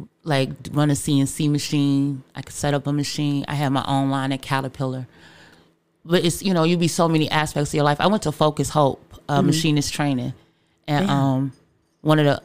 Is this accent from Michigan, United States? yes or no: yes; Detroit, Michigan, United States; I grew up on the east side of Detroit off of Mackinac Elliott.